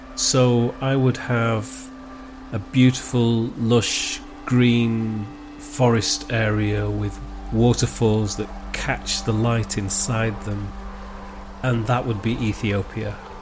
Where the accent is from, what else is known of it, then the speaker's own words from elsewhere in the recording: Wigan, North West England, United Kingdom; accent: local Wigan accent; moved away; also born or lived in Manchester; my local Wigan accent